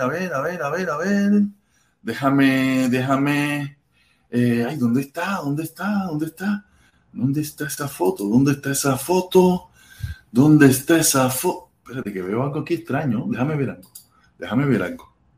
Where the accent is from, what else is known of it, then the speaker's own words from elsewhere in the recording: Cuba; now in Miami, United States; muchos de los que estamos fuera de Cuba